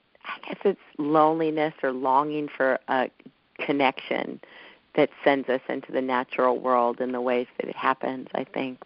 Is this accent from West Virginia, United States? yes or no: no; Los Angeles, California, United States; I grew up in Southern California, Los Angeles